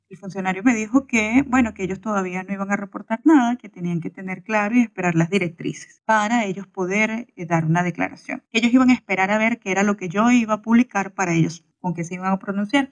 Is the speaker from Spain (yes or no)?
no; Venezuela